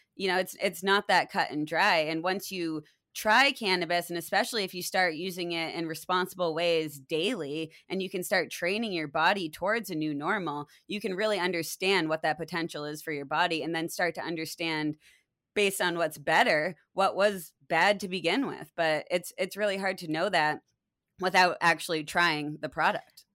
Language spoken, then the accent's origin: English; Maine, United States; I grew up in Maine where nature was all around me